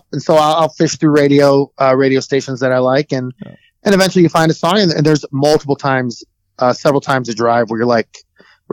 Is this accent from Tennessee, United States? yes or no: no; Oak Lawn, Illinois, United States; I grew up on the south side. I grew up in Oak Lawn